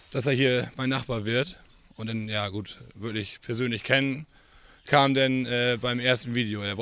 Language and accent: German; Rüspel, Lower Saxony, Germany; also born or lived in Zeven; ich bin 32 Jahre alt, komme aus Rüspel, bin hier aufgewachsen